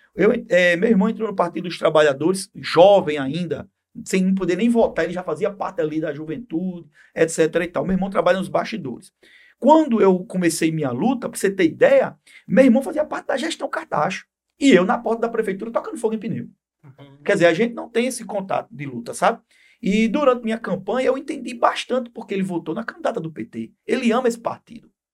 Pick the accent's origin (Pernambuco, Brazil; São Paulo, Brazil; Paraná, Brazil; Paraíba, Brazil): Paraíba, Brazil; João Pessoa; Eu sou de João Pessoa mais especificamente de uma cidade dentro da cidade, sou de Mangabeira